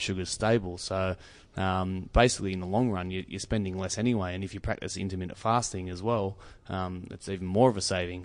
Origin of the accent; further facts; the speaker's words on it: New South Wales, Australia; I grew up on Five Acres